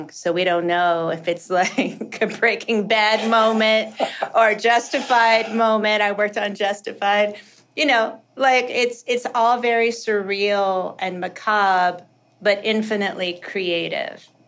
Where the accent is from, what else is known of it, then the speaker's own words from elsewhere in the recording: South Dakota, United States; born there; I was born in South Dakota, um, which is also quite karmic considering we are indigenous from Okinawa.